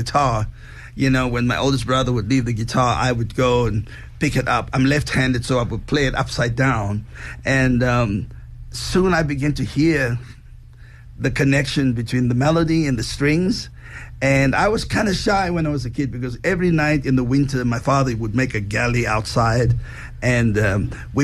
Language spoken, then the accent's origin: English; Cape Town, Western Cape, South Africa; moved away as an adult; also born or lived in Johannesburg, South Africa; now in United States; I was born in Cape Town, in Athlone, Belgravia.